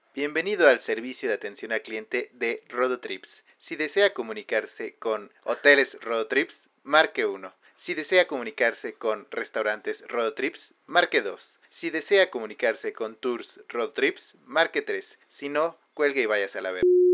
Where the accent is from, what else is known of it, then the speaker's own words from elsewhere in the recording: Michoacán, Mexico; mi tierra